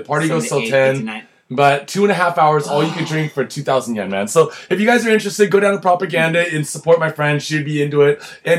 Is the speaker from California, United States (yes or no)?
no; New York, United States; You from New York? I'm from New York.